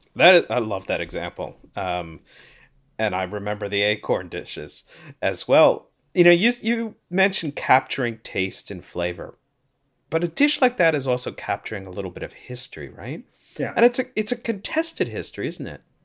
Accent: St. Louis, Missouri, United States; now in Toronto, Canada; I grew up in St. Louis, though I'm in Toronto now

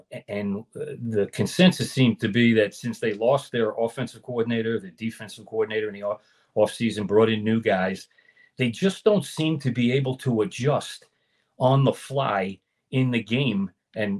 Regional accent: New York, United States; I grew up in New York

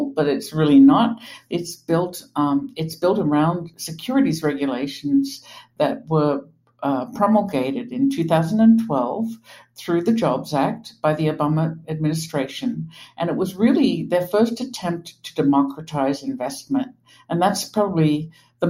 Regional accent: Australia; moved away as an adult; also born or lived in New York; now in Pittsburgh, United States; I grew up in Australia

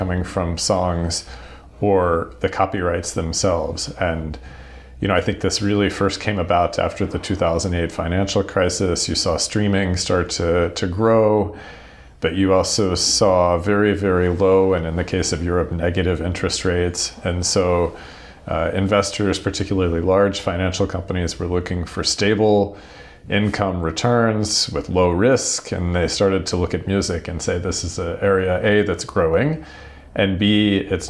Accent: United States; I'm an American music and technology lawyer by background

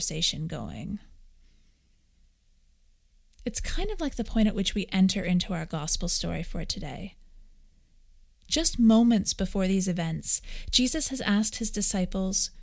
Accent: Orillia, Ontario, Canada; I grew up just outside of Orillia, Ontario

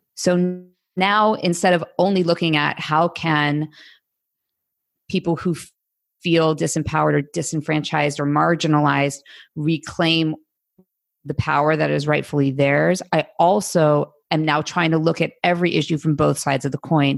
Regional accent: United States; as an American

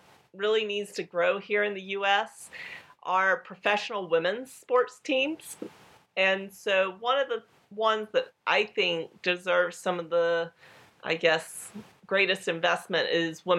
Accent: Colorado, United States; I come from Colorado

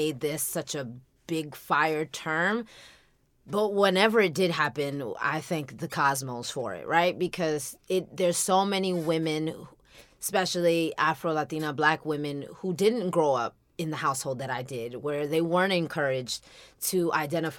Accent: United States; also born or lived in Dominican Republic; now in Los Angeles, United States; I was raised in America. I came here as a small child

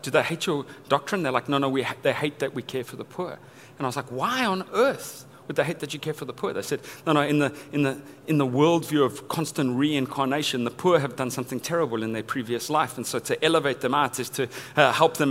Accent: Johannesburg, Gauteng, South Africa; I grew up in Johannesburg, South Africa.

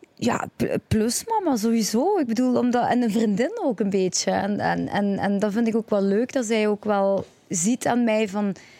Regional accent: Genk, Flanders, Belgium; Ik ben eh, een een, allez, België geboren, Vlaanderen geboren

